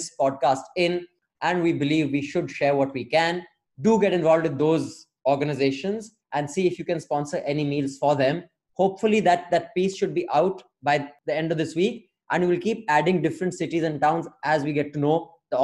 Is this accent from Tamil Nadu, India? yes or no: yes; Tamil Nadu, India; my home state, my motherland of Tamil Nadu.